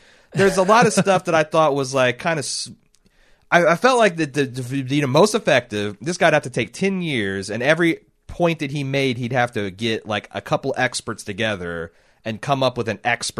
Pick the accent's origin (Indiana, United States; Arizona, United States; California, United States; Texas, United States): Indiana, United States; I grew up in Indiana.